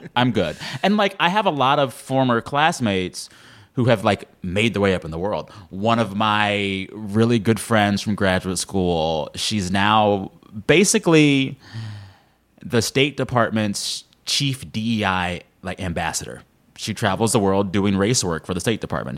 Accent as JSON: {"language": "English", "region": "Texas", "country": "United States", "tie": "born or raised there", "moved": "yes", "said": "growing up in Texas, I was at my all black church several times a week"}